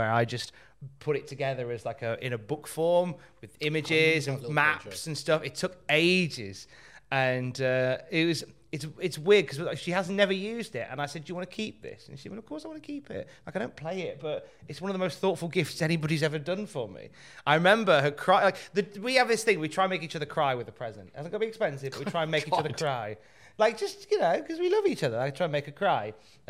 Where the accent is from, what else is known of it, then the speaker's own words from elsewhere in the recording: Australia; I'm an Australian.